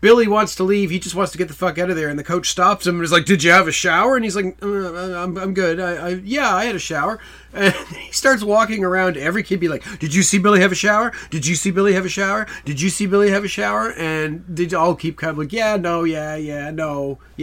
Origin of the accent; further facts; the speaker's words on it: Canada; We're from Canada